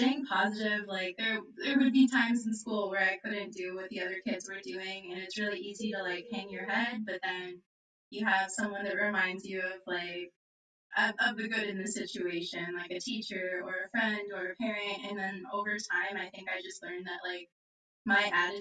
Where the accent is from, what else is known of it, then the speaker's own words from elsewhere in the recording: Jordan, Minnesota, United States; moved away as an adult; now in Tucson, United States; I'm from Jordan, Minnesota originally. I live in Tucson, Arizona now, so I've made a big leap. But I grew up in a really small town